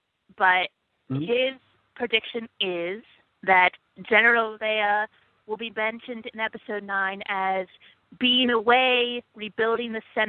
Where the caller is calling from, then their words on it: New York City, New York, United States; Hey, Steele. … calling from New York City.